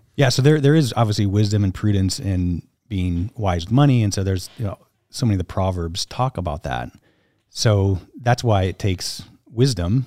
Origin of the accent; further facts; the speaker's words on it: upstate New York, United States; also born or lived in Southern California; grew up in New York, graduated high school, and went to college in Rochester, New York